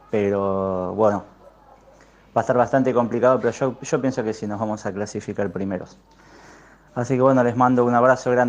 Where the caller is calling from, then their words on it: Mataderos, Buenos Aires, Argentina; soy de Mataderos.